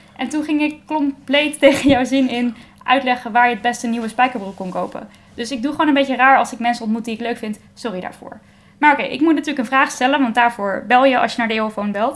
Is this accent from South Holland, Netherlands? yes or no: no; Baarn, Utrecht, Netherlands; Ik kom zelf uit Baren